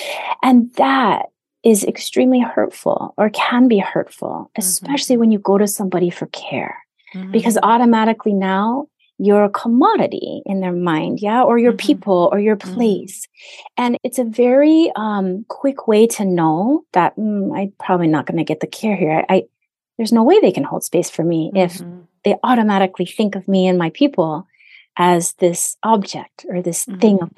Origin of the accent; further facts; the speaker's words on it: Hawaii, United States; in my 50 years almost of being here, I've only met one person, one, when I said I'm Native Hawaiian